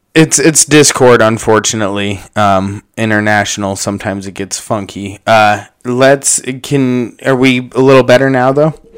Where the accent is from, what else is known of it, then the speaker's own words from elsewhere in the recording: United States; as an American